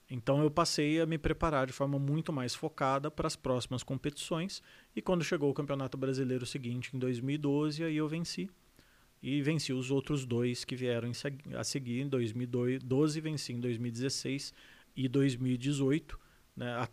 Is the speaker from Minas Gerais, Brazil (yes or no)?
yes; Barbacena, Minas Gerais, Brazil; quando eu era criança pequena lá em Barbacena